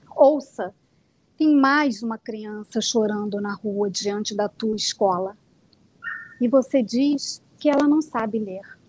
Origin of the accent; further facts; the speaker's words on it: Niterói, Rio de Janeiro, Brazil; Eu sou, sou de Niterói, nasci no Rio de Janeiro, mas moro em Niterói